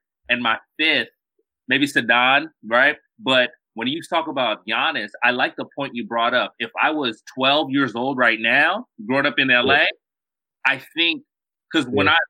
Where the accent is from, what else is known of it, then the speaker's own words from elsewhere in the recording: United States; I grew up here in the States.